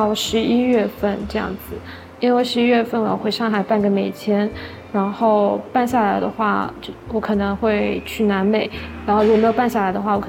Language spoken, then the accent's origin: Chinese; Jiangsu-Zhejiang, China; now in Chengdu, China; 它其实不太像江浙那边，我觉得我们江浙那边可能更多的。嗯，饮食文化还是以独食为主